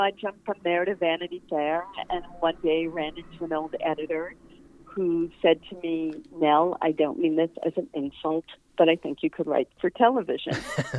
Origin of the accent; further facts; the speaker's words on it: East Coast, United States; I think, again, growing up on the East Coast, I didn't even know people wrote for TV.